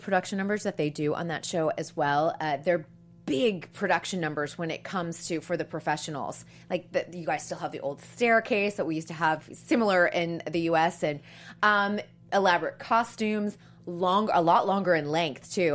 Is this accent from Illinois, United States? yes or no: no; Boston, Massachusetts, United States; that's my hometown, Boston